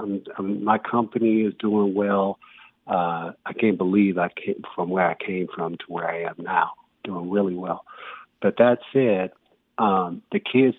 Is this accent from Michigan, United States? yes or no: yes; Detroit, Michigan, United States; also born or lived in Pensacola, Florida; now in Los Angeles, United States; growing up in Detroit at 9 years old